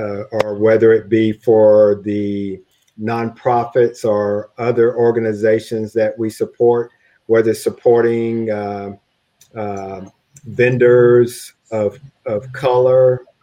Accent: Texas, United States; As I look back as a shy kid growing up in East Texas, I never imagined I would have the opportunity to do all of the neat things that I've done thus far

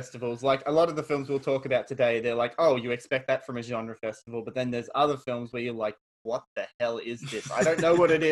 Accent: Australia; As I am Australian, I have to emphasize my Australianness

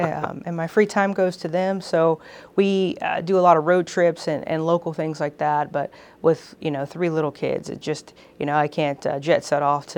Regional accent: Houston, Texas, United States; now in California, United States; I am from Houston, Texas. I grew up there. My whole family's there. And it's a wonderful place to be from.

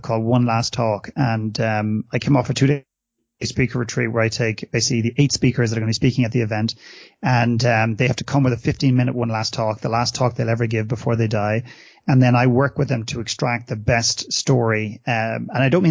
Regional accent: Ireland; moved away as an adult; now in Canada; when I was brought up in Ireland, and I walked the corridors of my classrooms

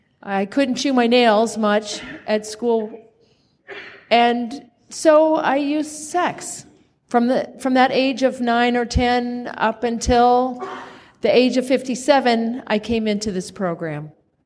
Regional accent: Kansas, United States; born there; As I said, I was born in Kansas. I was right next door to Dorothea and Toto.

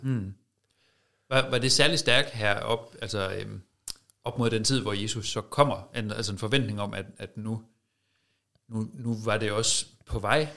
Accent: Denmark

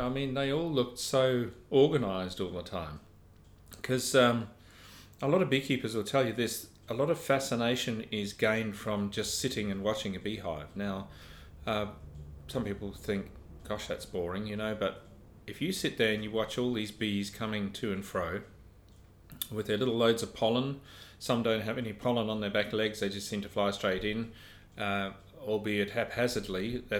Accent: South Africa; It was fabulous, yeah. Where we lived was up in a mist belt, which is about 3,000 feet above sea level.

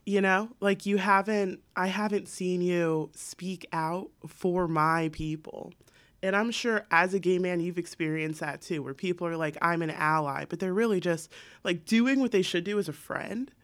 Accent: San Diego, California, United States; I'm an accountant, I'm from San Diego.

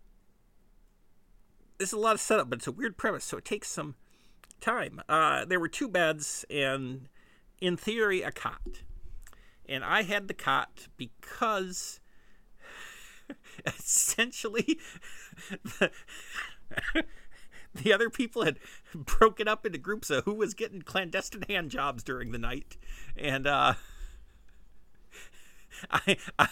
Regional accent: Midwest, United States; accent: Midwestern; my Midwestern accent

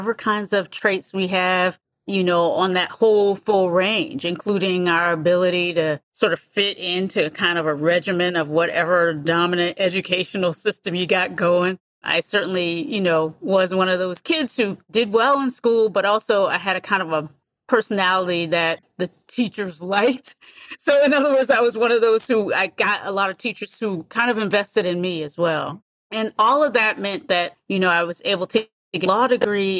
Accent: United States; also born or lived in North Carolina / San Francisco, California; I grew up in the United States

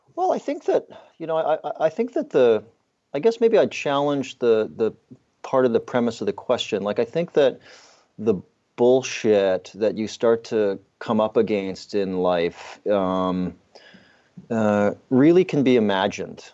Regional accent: southern Alberta, Canada; I grew up in the Canadian, uh, prairies in southern Alberta

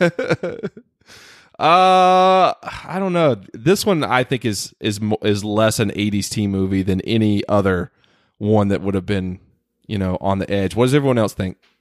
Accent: the South, United States; now in Los Angeles, United States; growing up in the South

